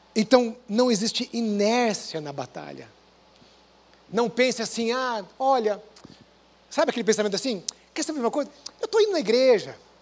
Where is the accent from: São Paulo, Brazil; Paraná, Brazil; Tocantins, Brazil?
Paraná, Brazil; interior of; moved away; Eu vim do interior do Paraná, de uma igreja pequena